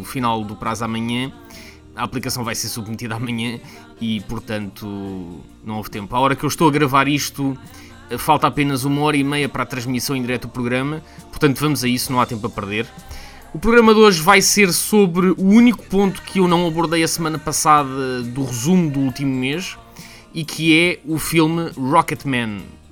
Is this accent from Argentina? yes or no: no; Portugal; now in United Kingdom; Como bom português